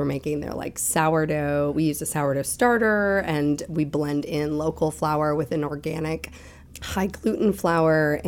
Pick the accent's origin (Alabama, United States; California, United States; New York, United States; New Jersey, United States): New Jersey, United States; moved away as an adult; also born or lived in Conway, South Carolina; now in Asheville, United States; I grew up in New Jersey, so bagels were part of my daily routine